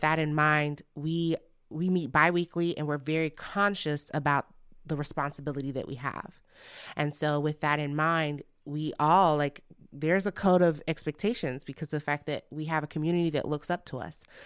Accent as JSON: {"language": "English", "country": "Nigeria", "said": "I'm Nigerian and family is very important to us"}